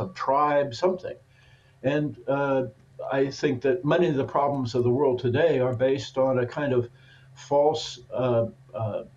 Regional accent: Portland, Oregon, United States; moved away as an adult; also born or lived in Germany; born and raised in Portland, Oregon

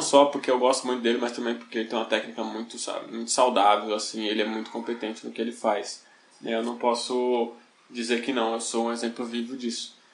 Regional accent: São Paulo, Brazil; Eu sou periférico, eu cresci em Taipas, a minha infância foi Brasilândia, Carumbé, Taipas

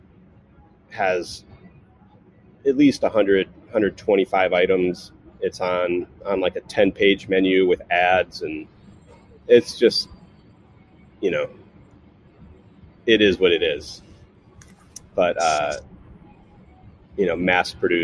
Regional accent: Cleveland, Ohio, United States; also born or lived in Atlanta, Georgia; now in California, United States; I was born in Cleveland, Ohio, you know, in the Midwest and, you know, lower middle class suburb.

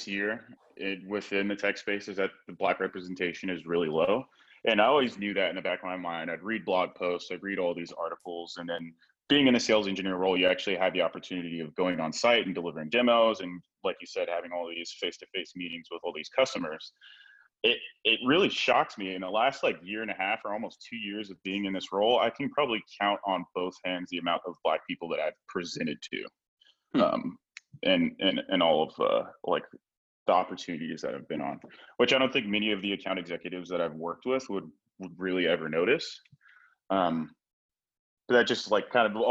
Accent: Hayward, California, United States; I grew up in the Bay Area. I grew up in Hayward and went to high school in Hayward.

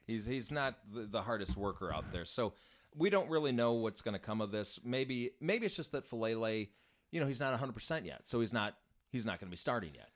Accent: Chicago, Illinois, United States; a Chicagoan, born and raised in the Chicago area

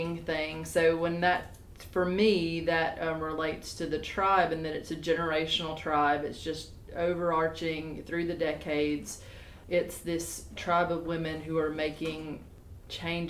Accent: the South, United States; as a Southern artist and a white woman, that, you know, I love the South, and everything I do is about the South

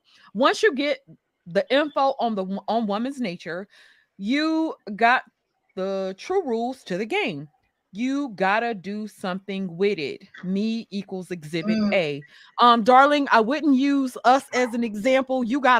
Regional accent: Mississippi, United States; I was raised in Mississippi.

